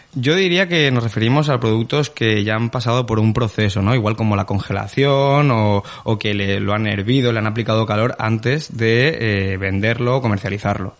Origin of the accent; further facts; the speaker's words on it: Spain; como todos los españoles